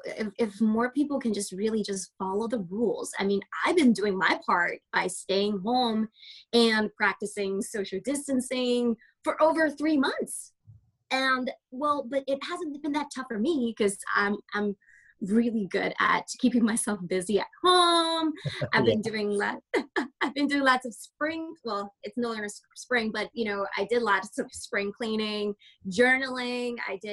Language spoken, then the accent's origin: English; Canada; I am very Canadian.